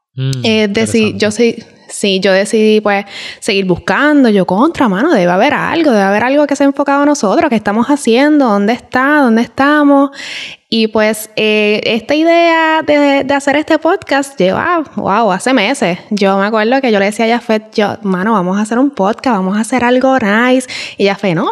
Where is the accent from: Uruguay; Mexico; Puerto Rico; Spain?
Puerto Rico; moved away as an adult; En Puerto Rico estamos acostumbrados, por lo menos mi familia, a estar siempre en Yuntá